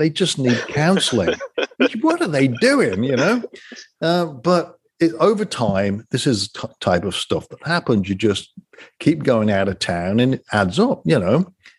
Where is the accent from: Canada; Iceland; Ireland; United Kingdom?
United Kingdom; England; moved away; when I grew up in England.